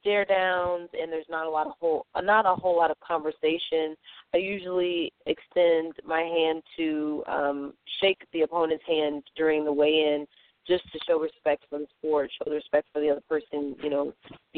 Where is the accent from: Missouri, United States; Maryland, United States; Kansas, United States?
Missouri, United States; St. Louis; I'm from St. Louis